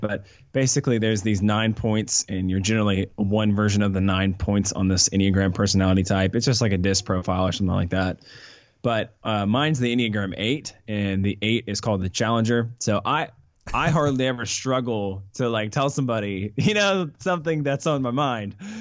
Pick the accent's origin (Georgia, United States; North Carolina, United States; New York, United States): Georgia, United States; Atlanta; also born or lived in Colorado / Charlotte; I grew up here in Atlanta